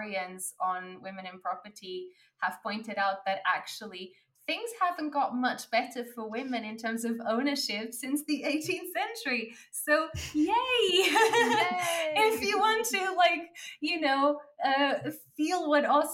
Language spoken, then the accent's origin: English; Portugal; moved away; I was born in Portugal